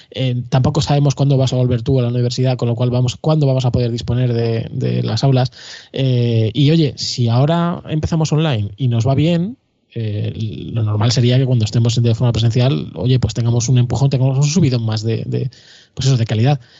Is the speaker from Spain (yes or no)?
yes; Madrid, Community of Madrid, Spain; somos todos de Madrid